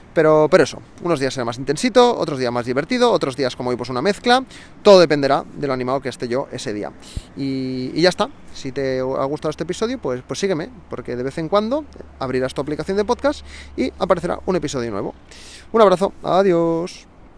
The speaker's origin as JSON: {"language": "Spanish", "town": "Barcelona", "region": "Catalonia", "country": "Spain", "said": "soy de Barcelona"}